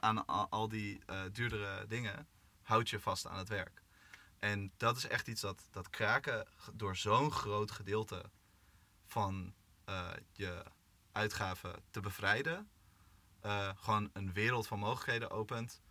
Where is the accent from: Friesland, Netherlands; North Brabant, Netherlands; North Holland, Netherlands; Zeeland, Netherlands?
North Holland, Netherlands; Amsterdam; Ik kom uit Amsterdam.